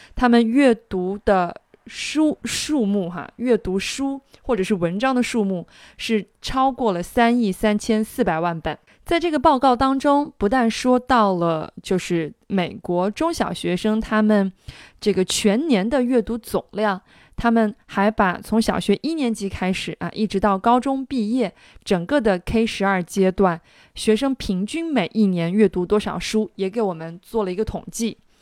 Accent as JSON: {"language": "Chinese", "country": "China", "said": "那对于我们中国的英语学习者来讲"}